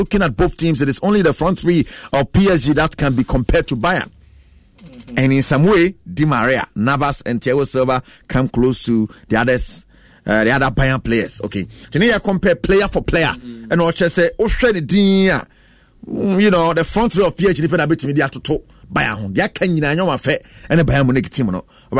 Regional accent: Abokobi, Greater Accra, Ghana; from Abokobi.

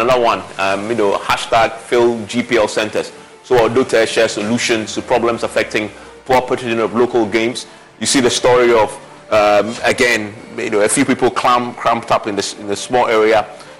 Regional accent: Accra, Greater Accra, Ghana; when I growing up in the Dabraka

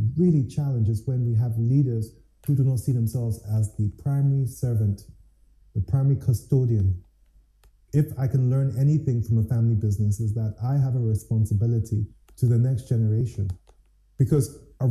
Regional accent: Ghana; As a Ghanaian, and I am not defined as a Ghanaian by which ethnic group

